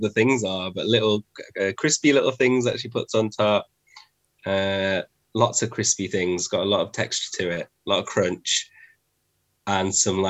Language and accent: English; Mansfield, East Midlands, United Kingdom; accent: Nottingham, Yorkshire twang; also born or lived in Derby; I was actually born in Derby and then I was brought up in Nottinghamshire. So I was brought up in a little town called Mansfield. So I had this little bit of like a Nottingham, Yorkshire, when I was in my teens, twang.